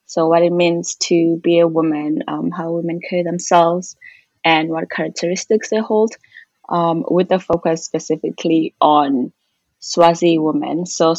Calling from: Toronto, Ontario, Canada

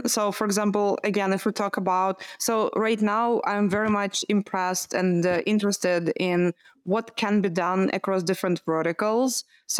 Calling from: Amsterdam, North Holland, Netherlands; Yeah, Amsterdam.

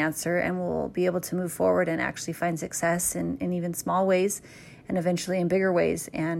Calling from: Lindon, Utah, United States; I'm calling in from Linden, Utah

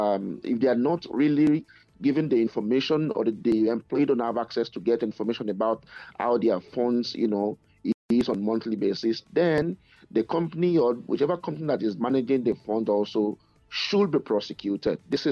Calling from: Edmonton, Alberta, Canada; I'm calling from Edmonton in Canada.

